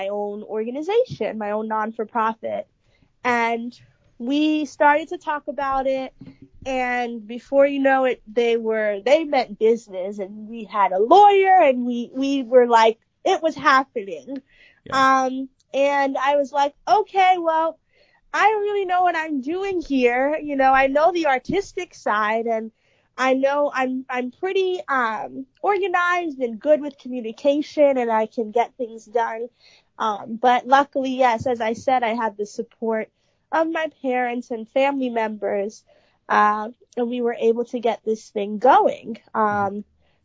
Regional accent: New York City, New York, United States; I love being born and raised in the Bronx

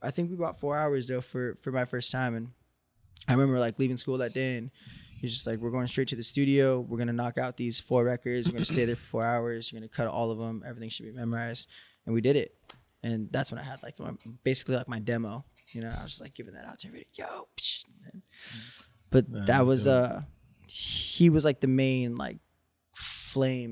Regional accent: Orange County, California, United States; I was from Orange County

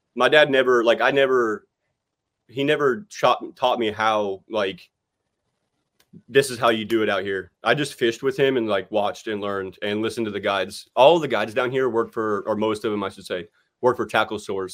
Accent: West Palm Beach, Florida, United States; where I grew up in West Palm Beach, I live about forty minutes from Okeechobee and forty minutes from the coast

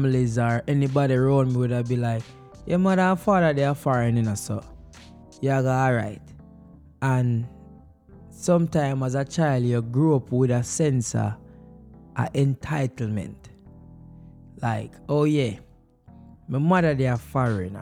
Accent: Jamaica; moved away; growing up in Jamaica as a child

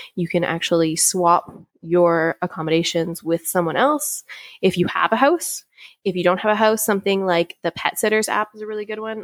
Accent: Canada; I want to do my best as a Canadian

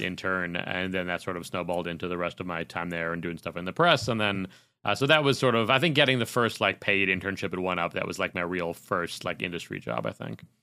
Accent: Chicago, Illinois, United States; moved away as an adult; now in California, United States; growing up in Chicago, that's where I was working at E B

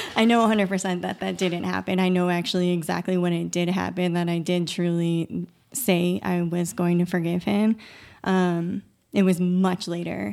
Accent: Massachusetts, United States; moved away as an adult; we both, um, were born and raised in Massachusetts

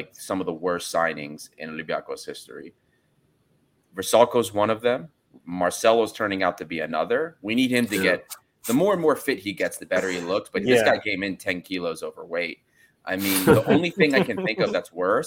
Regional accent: United States; As an American

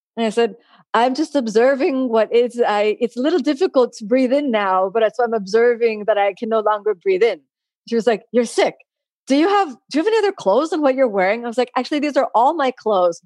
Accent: Miami, Florida, United States; I'm someone from Florida and from Miami. I'm born and raised here

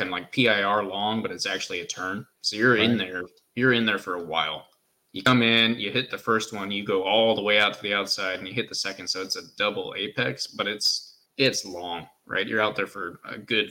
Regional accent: United States; we're American

